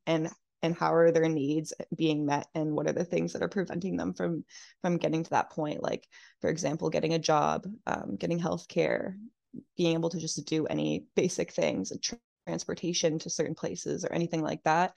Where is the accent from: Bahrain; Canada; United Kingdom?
Canada; New Brunswick; moved away as an adult; now in Halifax, Canada; I'm from New Brunswick originally.